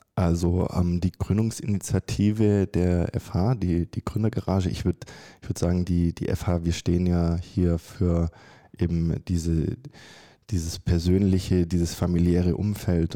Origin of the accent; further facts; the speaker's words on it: Germany; moved away as an adult; also born or lived in Stuttgart / Carinthia, Austria; ich komme ursprünglich aus Deutschland